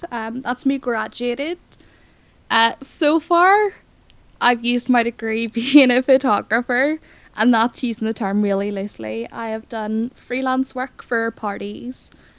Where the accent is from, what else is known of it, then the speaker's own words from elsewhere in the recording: Belfast, Northern Ireland, United Kingdom; moved away as an adult; now in Aberystwyth, United Kingdom; The main reason that I moved back from Wales is because I hate my family and I hate my friends. I hate Belfast. It's trash.